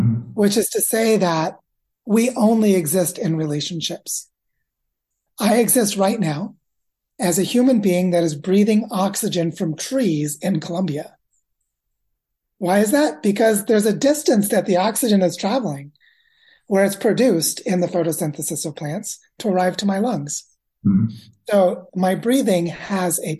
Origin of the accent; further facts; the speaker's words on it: Missouri, United States; I grew up in the state of Missouri